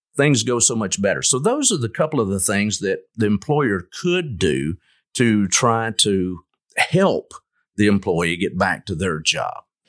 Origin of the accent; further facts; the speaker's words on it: Lubbock, Texas, United States; moved away as an adult; also born or lived in Jackson, Mississippi; now in Longview, United States; I grew up in the Lubbock area